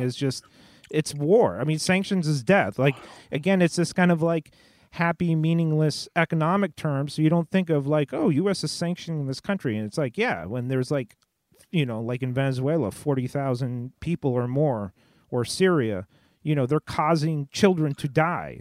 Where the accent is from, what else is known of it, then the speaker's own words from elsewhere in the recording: Southern California, United States; I grew up in Southern California